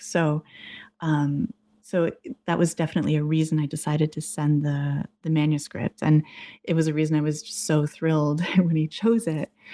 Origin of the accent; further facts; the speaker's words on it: New England, United States; moved away as an adult; also born or lived in Massachusetts / Boston / Arizona; I grew up in New England, went to college in Massachusetts, and then worked in Boston for a number of years, and then I moved to Arizona